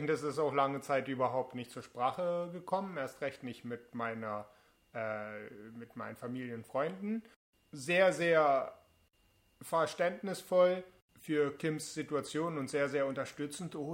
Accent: Berlin, Germany; Ich bin 29 Jahre alt. Ich komme aus Berlin.

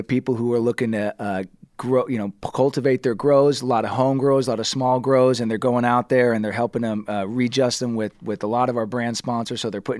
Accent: Los Angeles, California, United States; I was, yeah. My great grandfather came here in the 30s, believe it or not, 1933.

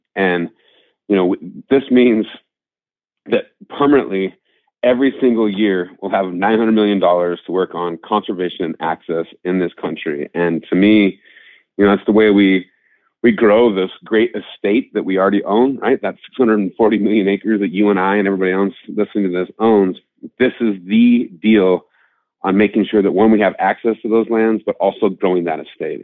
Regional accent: Montana, United States; my home state of Montana

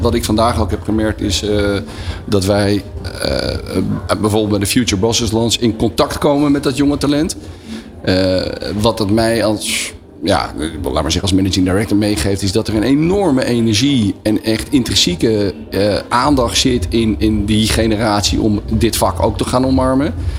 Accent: Netherlands

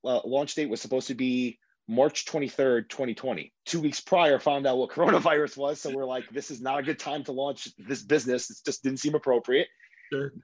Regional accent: New York City, New York, United States; I am born and raised in Queens, New York, Bayside, New York specifically

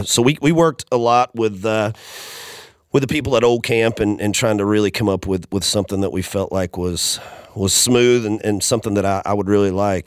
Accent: Macon, Georgia, United States; moved away as an adult; now in Nashville, United States; that's my hometown. It's where I was born and raised

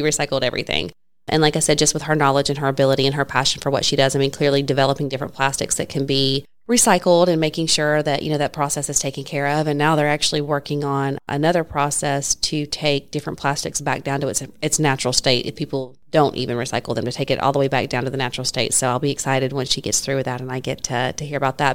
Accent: Tennessee, United States; also born or lived in Georgia; now in Gainesville, United States; raised in Tennessee

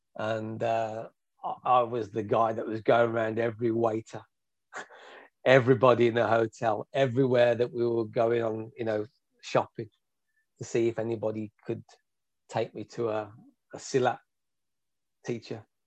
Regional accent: Birmingham, West Midlands, United Kingdom; i am from Birmingham, which is the second biggest city in, you know, in the UK

